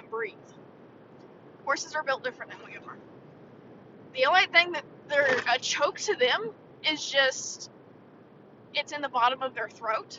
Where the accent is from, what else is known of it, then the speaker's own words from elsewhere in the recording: the South, United States; growing up in the South